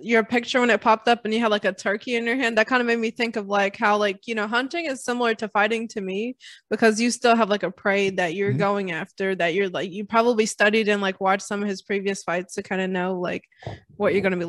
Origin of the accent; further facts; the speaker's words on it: Arkansas, United States; I'm from Arkansas, which is pretty close to Missouri.